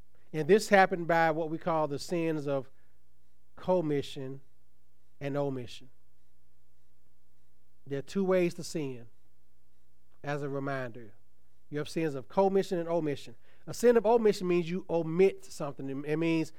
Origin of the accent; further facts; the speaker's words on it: Tuskegee, Alabama, United States; when I was growing up in Tuskegee